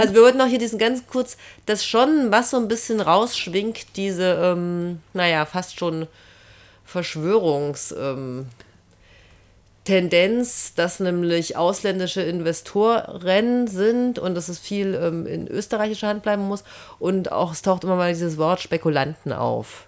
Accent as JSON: {"language": "German", "country": "Germany", "tie": "born or raised there", "moved": "yes", "lives_now": "Salzburg, Austria", "said": "ich komme ja aus der DDR."}